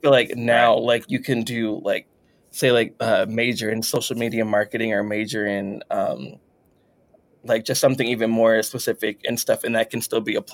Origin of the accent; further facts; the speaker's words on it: Texas, United States; we're both Texan